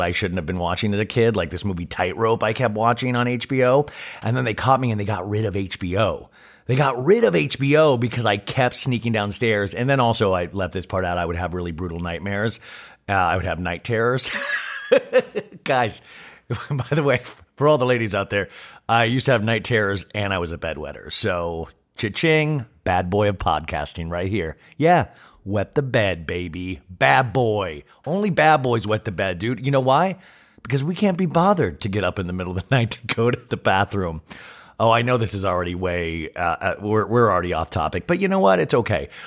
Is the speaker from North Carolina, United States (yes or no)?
no; Kansas, United States; moved away; growing up in Kansas